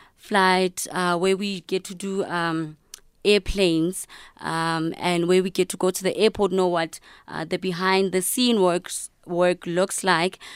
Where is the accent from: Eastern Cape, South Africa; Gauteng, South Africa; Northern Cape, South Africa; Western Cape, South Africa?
Northern Cape, South Africa; Kuruman; I'm from Northern Cape, uh, Kuruman